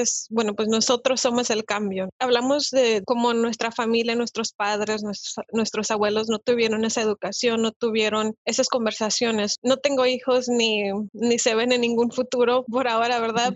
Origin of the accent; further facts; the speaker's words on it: Mexico; now in United States; en el país de donde yo vengo, yo soy de México